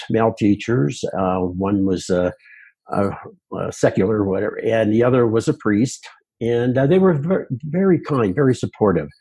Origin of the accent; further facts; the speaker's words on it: Pittsburgh, Pennsylvania, United States; moved away as an adult; now in Colorado, United States; near Pittsburgh in western Pennsylvania